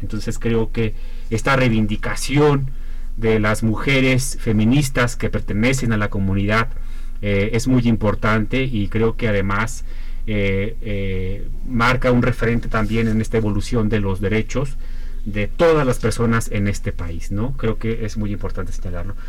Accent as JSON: {"language": "Spanish", "country": "Mexico", "said": "como sociedad mexicana"}